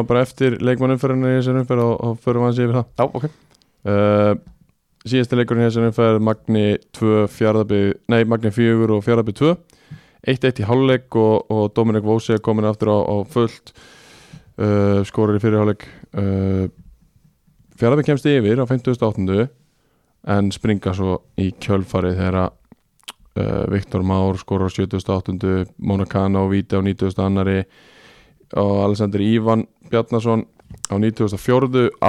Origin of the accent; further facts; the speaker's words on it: Iceland; Við erum Íslendingar